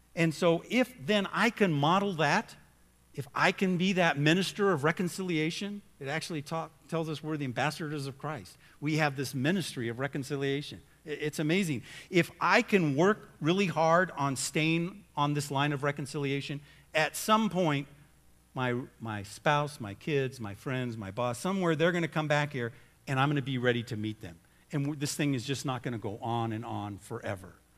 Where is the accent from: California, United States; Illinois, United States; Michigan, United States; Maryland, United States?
California, United States; Southern; I grew up in Southern California